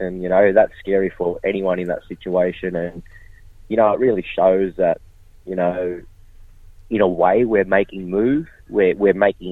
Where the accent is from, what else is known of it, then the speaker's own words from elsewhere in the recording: Kempsey, New South Wales, Australia; my hometown, Dungati Country in Kempsey, New South Wales